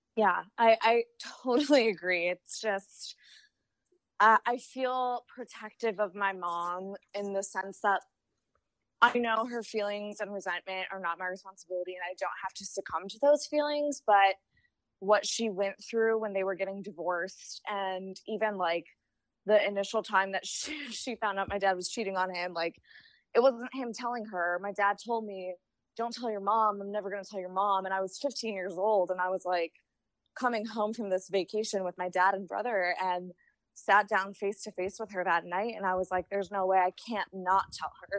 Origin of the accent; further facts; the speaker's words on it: Chicago, Illinois, United States; now in Cincinnati, United States; I'm from Chicago. I live in Cincinnati